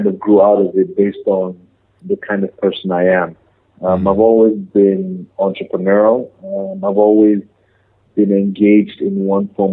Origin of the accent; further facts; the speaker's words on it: Jos, Plateau, Nigeria; moved away as an adult; also born or lived in Lagos, Nigeria / United Kingdom; I come from Nigeria, come from Jos, precisely, Plateau State. I did my first 18 years of education in Nigeria